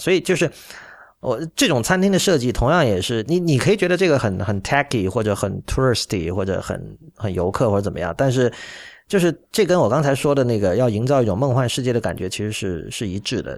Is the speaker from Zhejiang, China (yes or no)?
no; Shenzhen, Guangdong, China; now in Shanghai, China; 我是在深圳长大的